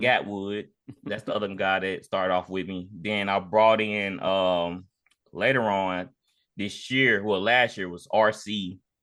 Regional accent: Jackson, United States; growing up in Jackson

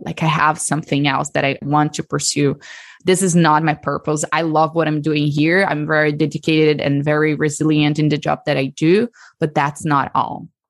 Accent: Brazil; accent: Brazilian; moved away as an adult; also born or lived in Texas, United States; now in United States; So the accent is from Brazil. So I'm from Brazil, born and raised there

